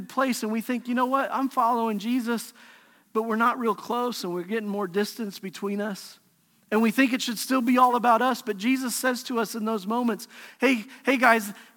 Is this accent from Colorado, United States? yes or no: yes; Pueblo, Colorado, United States; we grew up together in Pueblo, Colorado